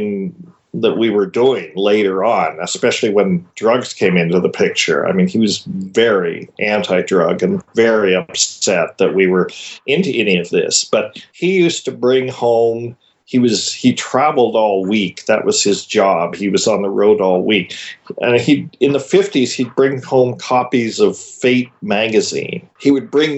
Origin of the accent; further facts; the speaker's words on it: Paonia, Colorado, United States; Paonia, Colorado, you know, which in our teenage years we called Peyote